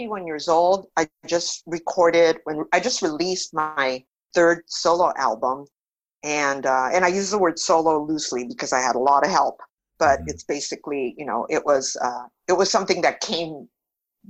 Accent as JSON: {"language": "English", "town": "Los Angeles", "region": "California", "country": "United States", "tie": "born or raised there", "first_language": "Spanish", "second_language": "English", "said": "I grew up in East"}